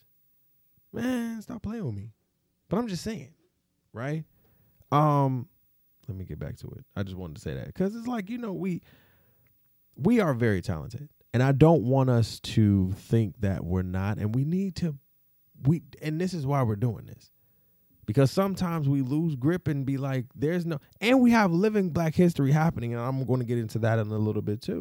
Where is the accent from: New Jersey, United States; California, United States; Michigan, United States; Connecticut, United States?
Michigan, United States; Detroit; I'm from Detroit. For real, shout out to the 313